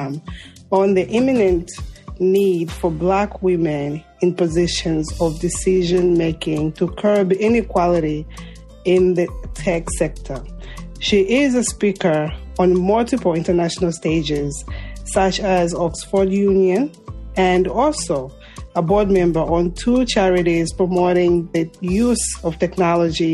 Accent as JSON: {"language": "English", "country": "Zambia", "moved": "yes", "said": "Zambia, my home country"}